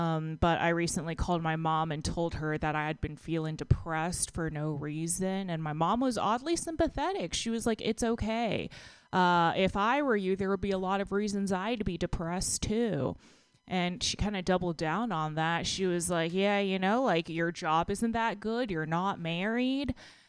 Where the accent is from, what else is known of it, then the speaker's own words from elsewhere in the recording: Texas, United States; now in San Francisco, United States; When I moved to San Francisco from Texas, I actually lost like 15 pounds. And the first time I went back home, I saw one of my friends from high school